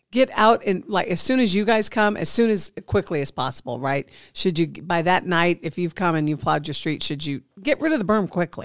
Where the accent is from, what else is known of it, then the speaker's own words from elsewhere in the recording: Midwest, United States; now in Nevada, United States; being from the Midwest